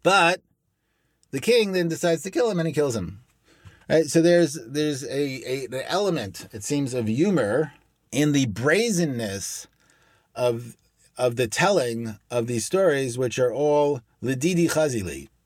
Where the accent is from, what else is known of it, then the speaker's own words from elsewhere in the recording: Brooklyn, New York, United States; I'm from Brooklyn.